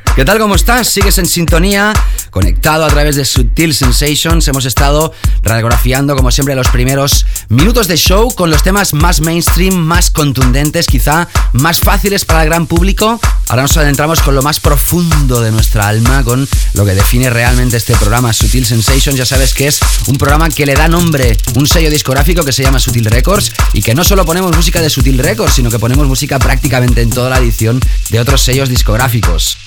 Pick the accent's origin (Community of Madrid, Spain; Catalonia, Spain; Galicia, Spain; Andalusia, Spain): Catalonia, Spain; Barcelona; en la ciudad donde yo nací